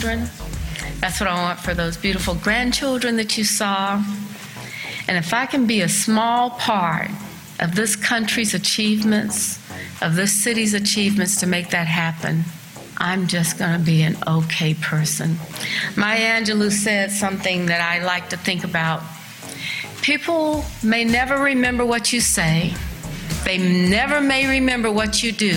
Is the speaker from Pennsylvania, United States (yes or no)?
no; Columbia, South Carolina, United States; now in Charlotte, United States; I grew up in a family from Columbia, South Carolina